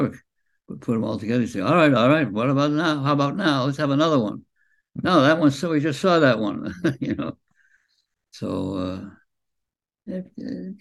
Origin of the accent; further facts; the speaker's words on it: Boston, Massachusetts, United States; moved away; I was a kid from Boston.